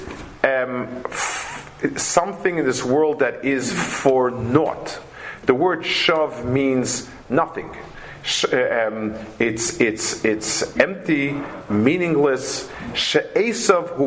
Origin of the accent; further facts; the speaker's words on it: New York City, New York, United States; I grew up in Lower East Side